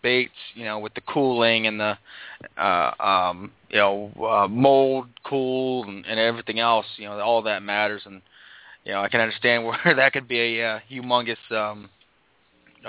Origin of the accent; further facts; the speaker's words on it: Montauk, New York, United States; I'm originally from Montauk and out there on Long Island